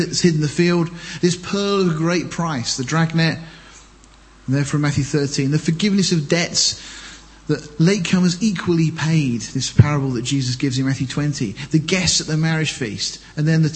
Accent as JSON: {"language": "English", "town": "Deal", "region": "South East England", "country": "United Kingdom", "tie": "born or raised there", "said": "I was born in Deal, I came from Deal"}